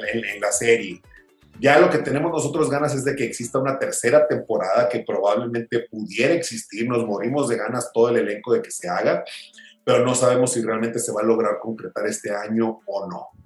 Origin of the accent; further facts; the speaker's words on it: Hermosillo, Sonora, Mexico; yo que crecí en Sonora